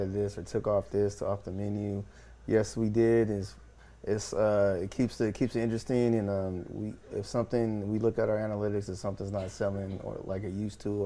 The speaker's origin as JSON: {"language": "English", "town": "San Jose", "region": "California", "country": "United States", "moved": "as an adult", "lives_now": "Fresno, United States", "said": "I'm originally from San Jose, and I moved out here to go to Fresno State"}